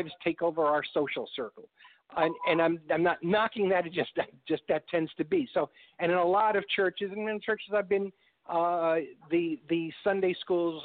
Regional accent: New York, United States; moved away as an adult; also born or lived in Chicago; now in Texas, United States; I'm from New York and lived in Chicago for several years

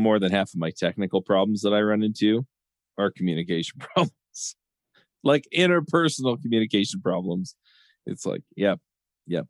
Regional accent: Orem, Utah, United States; now in Lehi, United States; here where I grew up in Orem, Utah, and then here in Lehi, Utah, where I live now

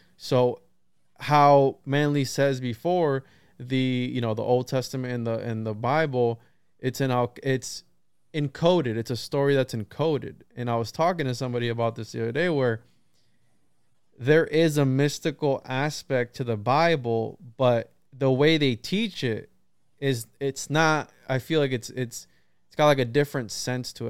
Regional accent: Central Florida, United States; I'm from Florida, Central Florida.

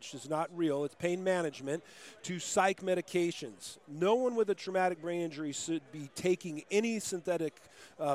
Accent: Moreno Valley, California, United States; also born or lived in Riverside, California; I grew up in a town called Moreno Valley

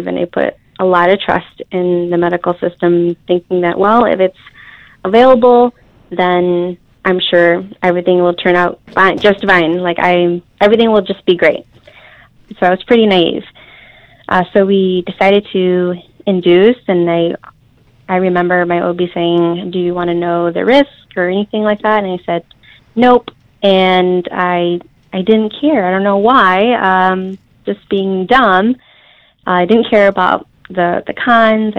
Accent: Holland, Michigan, United States; I'm from Holland, Michigan

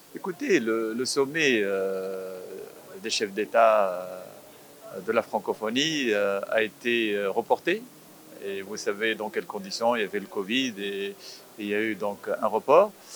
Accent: Tunisia; first language Arabic; French is a second language; je suis tunisien

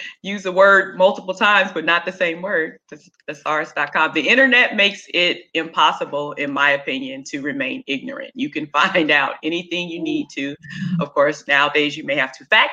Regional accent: Kansas City, United States; now in Norfolk, United States; I'm originally from Kansas City

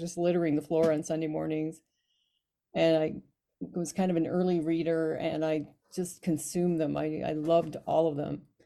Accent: Alamosa, Colorado, United States; now in Utah, United States; I was born in Alamosa, Colorado

